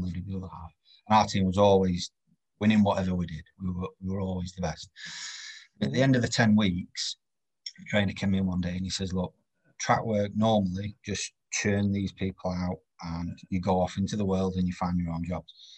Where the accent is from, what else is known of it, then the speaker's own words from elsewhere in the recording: Doncaster, Yorkshire and the Humber, United Kingdom; I'm from Doncaster. I'm not from sort of London